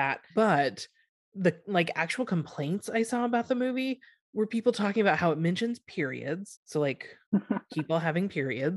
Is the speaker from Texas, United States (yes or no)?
yes; Texas, United States; we grew up in Texas